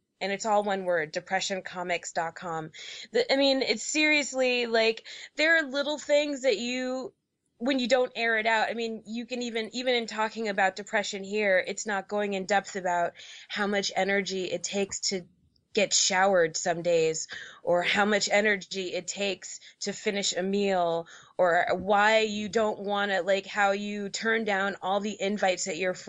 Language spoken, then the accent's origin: English; New York City, New York, United States; also born or lived in Georgia; now in Portland, United States; I grew up in New York City, so I had a lot more resources there. And then when I moved to Georgia, I had some more resources there.